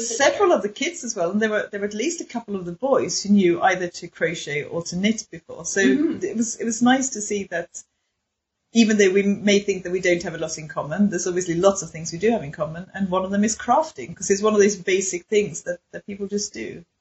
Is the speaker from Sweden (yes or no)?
yes; Sweden; my Swedishness